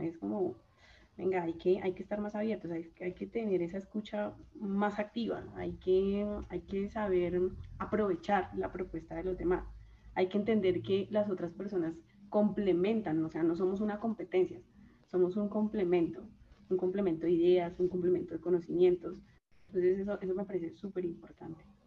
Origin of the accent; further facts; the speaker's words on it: Chaparral, Tolima, Colombia; vengo de un pueblo del Tolima, de Chaparral, Tolima, Chaparral de mis amores